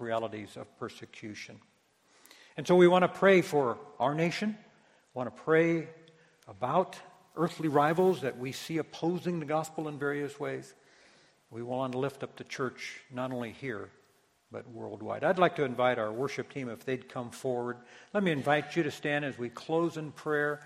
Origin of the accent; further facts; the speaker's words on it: United States; as American Christians